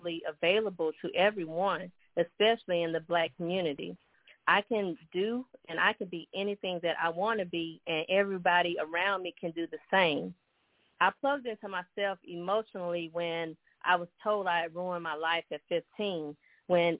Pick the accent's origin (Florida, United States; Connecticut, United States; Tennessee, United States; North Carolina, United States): North Carolina, United States; High Point; now in Phoenix, United States; I currently reside in Phoenix, Arizona, but originally I'm from High Point, North Carolina